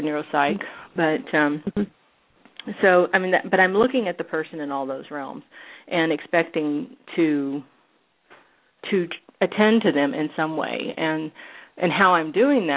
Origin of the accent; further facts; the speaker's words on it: Tennessee, United States; moved away as an adult; also born or lived in California; now in Los Angeles, United States; I grew up in Tennessee